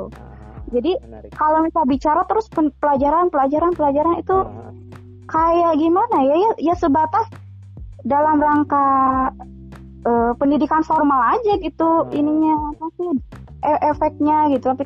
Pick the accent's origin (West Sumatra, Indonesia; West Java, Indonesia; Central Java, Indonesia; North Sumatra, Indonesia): West Java, Indonesia; bagaimana bisa kita sebagai orang Sunda tidak tidak mencintai gitu.